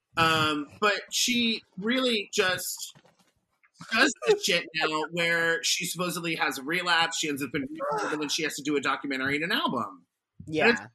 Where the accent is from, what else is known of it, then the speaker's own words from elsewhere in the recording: Arizona, United States; now in New York, United States; my home state of Arizona